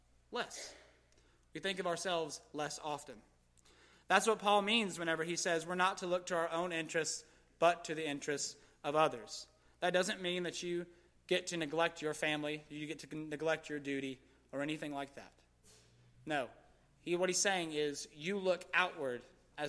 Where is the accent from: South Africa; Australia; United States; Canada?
United States; Gastonia, North Carolina; I was raised in Gastonia